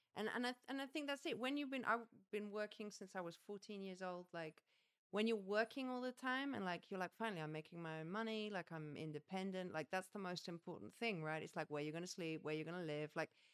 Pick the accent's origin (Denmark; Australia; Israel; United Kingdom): United Kingdom; England; moved away as an adult; now in France; I'm English